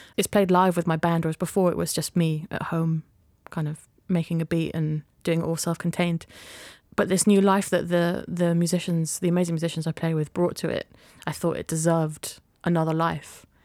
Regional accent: Yorkshire and the Humber, United Kingdom; growing up in Yorkshire, there was lots of brass bands

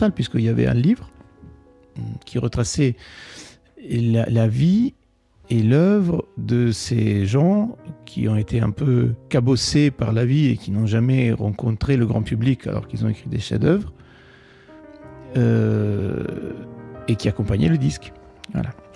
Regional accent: Italy; first language Italian; French is a second language; moved away as an adult; now in Paris, France; Et l'italien, bien sûr, qui est ma langue maternelle.

